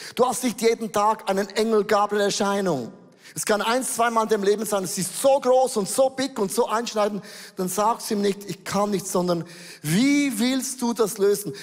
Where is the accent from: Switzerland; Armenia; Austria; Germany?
Switzerland; Äußerlich bin ich ein Schweizer.